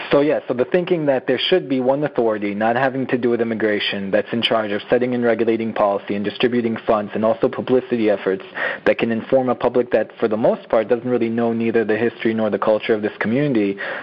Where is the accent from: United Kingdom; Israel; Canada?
Israel; moved away as an adult; now in New York, United States; if you ask me what I am, I identify chiefly as Israeli. And my Jewishness, by the way, is contextualized for me in my being Israeli.